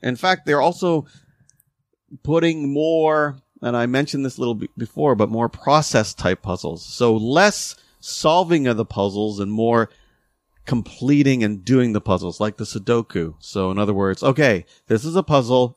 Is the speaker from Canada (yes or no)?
yes; Canada; we're still Canadian